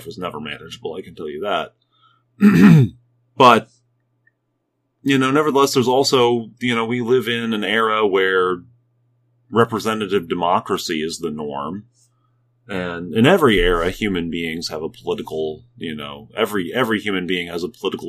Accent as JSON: {"language": "English", "country": "United States", "said": "as an American church, as Americans"}